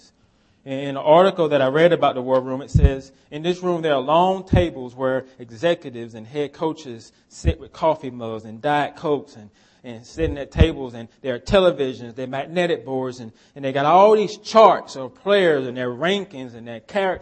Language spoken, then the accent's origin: English; United States; we're American